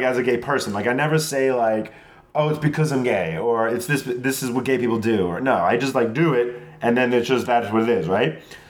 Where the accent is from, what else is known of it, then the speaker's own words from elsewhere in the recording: Long Island, New York, United States; because I'm from Long Island